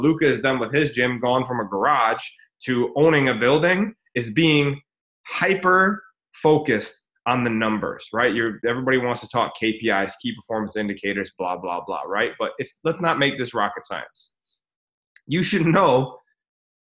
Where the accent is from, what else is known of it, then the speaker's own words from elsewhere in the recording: United States; we're from America, or most of us